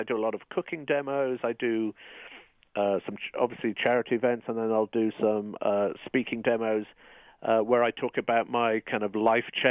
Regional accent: United Kingdom; moved away as an adult; now in United States

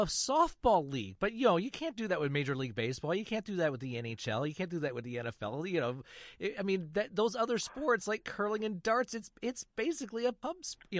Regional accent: Michigan, United States; growing up in Michigan, the CBC Channel 9 out of Ottawa was a great station to watch when you didn't have a driver's license

